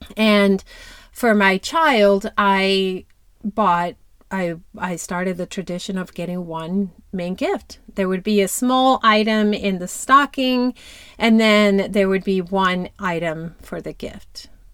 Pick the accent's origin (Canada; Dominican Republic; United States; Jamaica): Dominican Republic; moved away; I grew up in Dominican Republic.